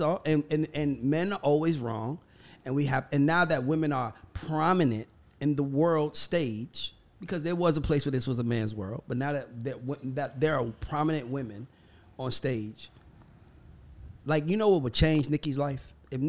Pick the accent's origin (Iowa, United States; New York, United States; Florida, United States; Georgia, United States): Georgia, United States; Atlanta; well, I'm from Atlanta.